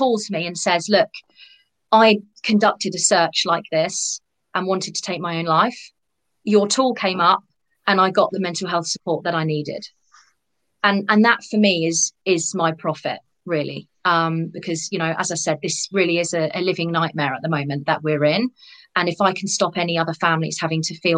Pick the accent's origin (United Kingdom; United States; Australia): United Kingdom; particularly being British